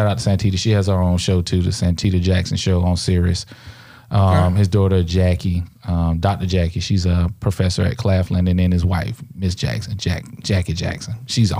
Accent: Nigeria; I'm from Nigerian, everybody.

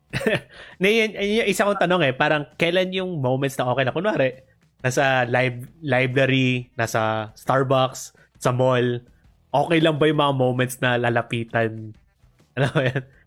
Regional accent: Philippines; na Asian ako, na Pilipino ako

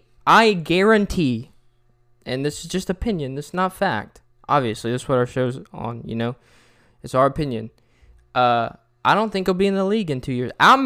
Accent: Florida, United States; I'm from Florida.

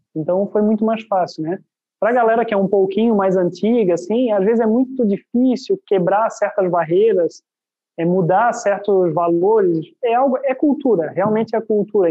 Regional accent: Itajaí, Santa Catarina, Brazil; eu sou, eu sou aqui da cidade de Itajaí

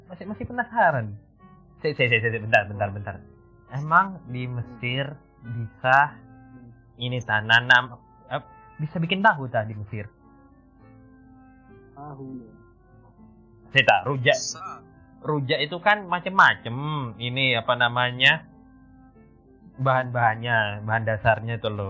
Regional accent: East Java, Indonesia; teman-teman saya malu sebagai warga Jawa Timur lupain.

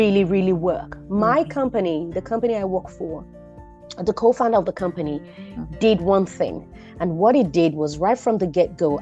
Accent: Nigeria; also born or lived in London; now in Oslo, Norway; I'm a Nigerian lady

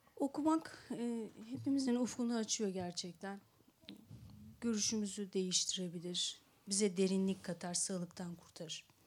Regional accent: Istanbul, Turkey; also born or lived in Ankara / Mardin; Ankara'yı hiç sevmedim İstanbullu olarak

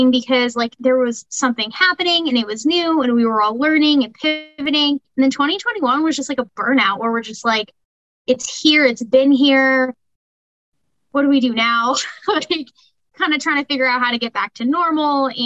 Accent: California, United States; also born or lived in Spokane, United States; my dad was a Marine, served in the Marine Corps for 24 years, so I grew up down there moved around quite a bit. California was always the home base.

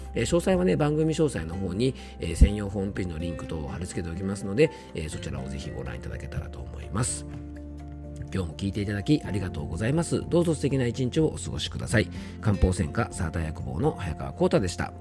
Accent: Yamanashi, Japan; 僕の地元山梨県出身の落語家さんんなんですね

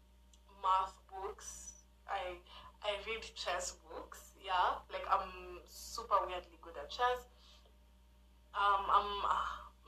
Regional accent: Kenya; I'm Kenyan. I'm Kenyan

